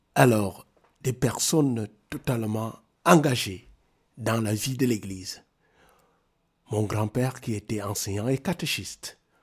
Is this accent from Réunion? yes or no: no; South Cameroon, Cameroon; moved away as an adult; also born or lived in Yaoundé, Cameroon; now in Maroua, Cameroon; je viens du sud Cameroun, là où il n'y a que la forêt équatoriale